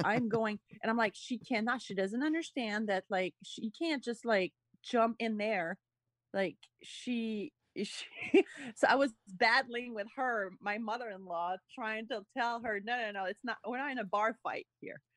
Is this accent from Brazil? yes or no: no; Montreal, Quebec, Canada; also born or lived in Austin; now in Los Angeles, United States; I'm from Montreal